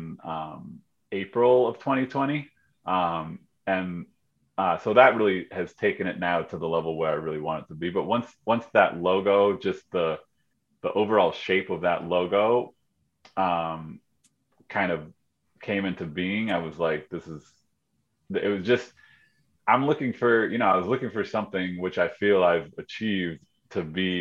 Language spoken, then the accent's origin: English; Skowhegan, Maine, United States; I grew up in Skowhegan